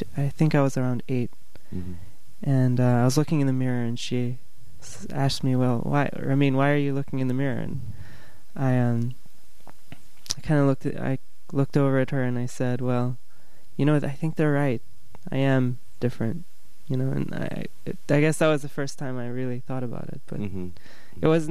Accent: Bamenda, North-West Region, Cameroon; moved away as an adult; now in United States; I grew up in Cameroon, which is a country

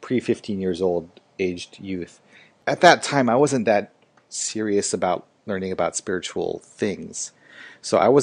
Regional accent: Seattle, Washington, United States; moved away as an adult; also born or lived in Japan / Hong Kong / Xi'an, China; I grew up in Seattle, Washington

